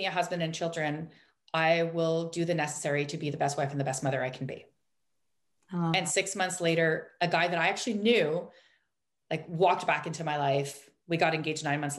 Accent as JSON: {"language": "English", "country": "Canada", "said": "we're Canadian"}